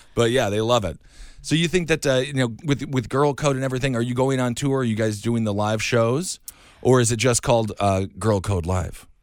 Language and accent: English; Wisconsin, United States; now in New York, United States; growing up in Wisconsin